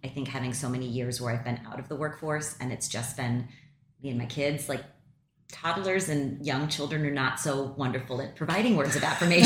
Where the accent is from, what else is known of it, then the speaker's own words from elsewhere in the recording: St. Louis, Missouri, United States; my hometown